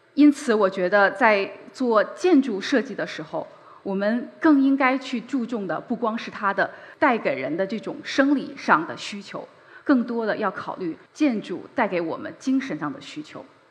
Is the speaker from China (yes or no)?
yes; Beijing, China; 我是个北京人，我出生在北京，在北京长大。距离这里很近的地方就是我的母校北京四中。我在那里度过了非常珍贵的高中时光